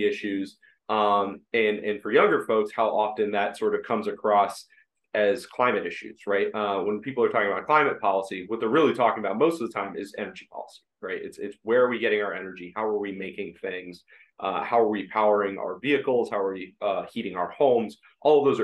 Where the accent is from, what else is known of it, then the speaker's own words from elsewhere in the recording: Ohio, United States; I'm from Ohio, went to the Ohio State University